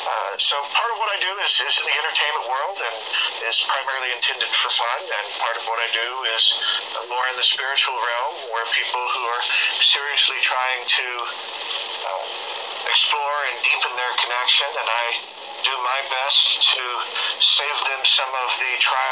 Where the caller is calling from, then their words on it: Austin, Texas, United States; I am speaking from Austin, Texas.